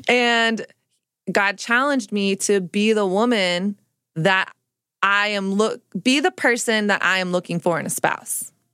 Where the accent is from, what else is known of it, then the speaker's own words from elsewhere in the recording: Dallas, Texas, United States; moved away as an adult; now in New York City, United States; growing up in Dallas